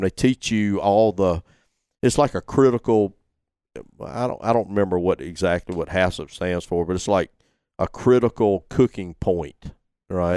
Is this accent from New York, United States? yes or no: no; Gilbertown, Alabama, United States; moved away as an adult; Went back to my hometown